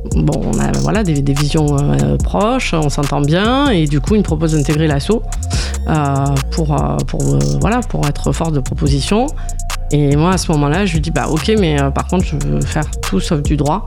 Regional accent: Sète, Occitania, France; also born or lived in Montpellier; Je suis originaire de Sète

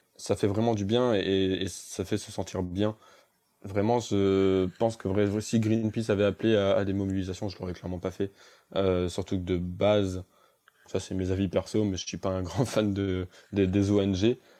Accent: Avignon, Provence-Alpes-Côte d'Azur, France; je suis absolument pas d'Annecy, je suis d'Avignon.

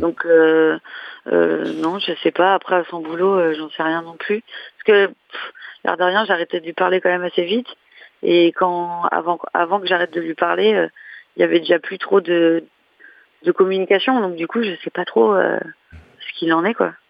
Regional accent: Reims, Grand Est, France; moved away; je suis de Reims

